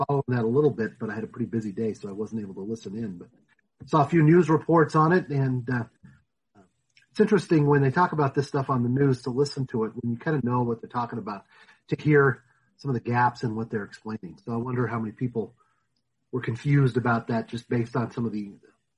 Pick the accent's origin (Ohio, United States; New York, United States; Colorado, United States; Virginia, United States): Colorado, United States; Denver; I grew up in the Denver area and have been here all my life